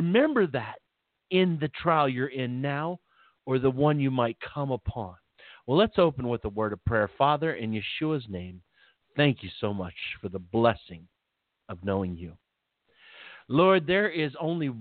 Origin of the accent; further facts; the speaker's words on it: Philippi, West Virginia, United States; moved away; also born or lived in Belington, West Virginia; I lived back in West Virginia at the time, and there was, we lived in a little town